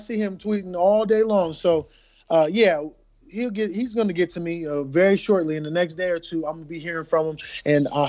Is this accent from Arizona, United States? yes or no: no; Las Vegas, Nevada, United States; I'm from Las Vegas, two-time Olympian